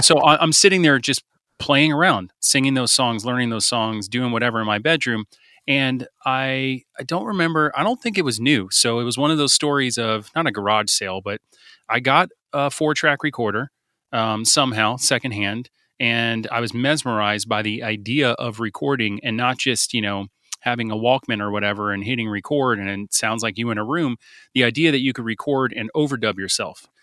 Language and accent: English; South Florida, United States; we're a band from South Florida